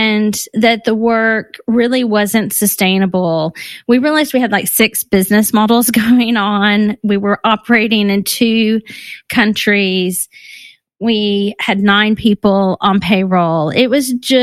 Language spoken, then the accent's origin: English; Texas, United States; moved away as an adult; now in London, United Kingdom; I'm based in London, but I'm from Texas